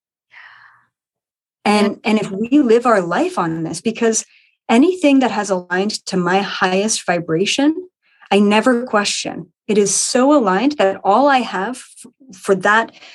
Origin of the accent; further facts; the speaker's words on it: Ontario, Canada; a 10-acre property in Ontario, Canada, where I am from